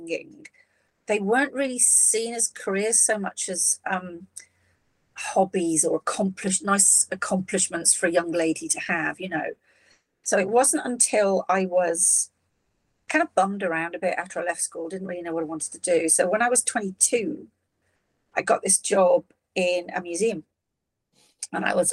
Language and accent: English; Shropshire, West Midlands, United Kingdom; also born or lived in Liverpool; I left when I was 7. My dad got a job in Shropshire. So that's a big county in the middle of the UK for all our American listeners. And it's a farming county. My dad wasn't a farmer. He just got a job in a supermarket chain. And we moved out of Liverpool when I was 7. So I grew up in quite a rural environment